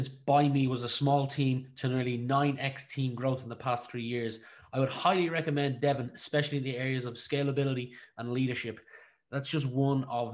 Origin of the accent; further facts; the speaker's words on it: Ratoath, Leinster, Ireland; when I went to school nearby, Ratoath